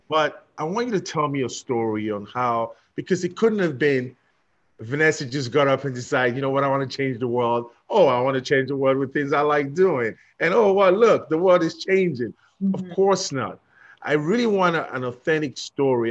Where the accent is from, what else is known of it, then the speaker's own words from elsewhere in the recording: London, United Kingdom; I'm from London, England